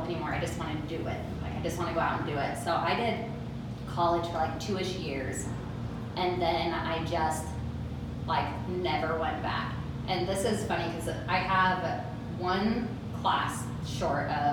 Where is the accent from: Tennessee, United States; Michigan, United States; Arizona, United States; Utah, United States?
Utah, United States; Draper; also born or lived in Sandy; Okay, so I grew up in Draper. So I grew up like around the corner over here. And we moved around a lot, but we stayed in like Draper and Sandy area all through high school